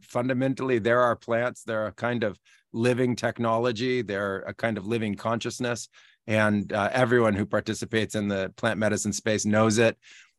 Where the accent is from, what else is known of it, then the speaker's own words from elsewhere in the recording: California, United States; moved away as an adult; also born or lived in Peru; I'm originally from the United States. Yeah, from California.